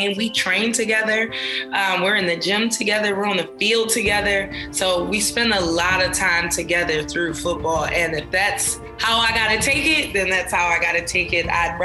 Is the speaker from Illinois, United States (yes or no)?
no; Philadelphia, Pennsylvania, United States; We live in Philly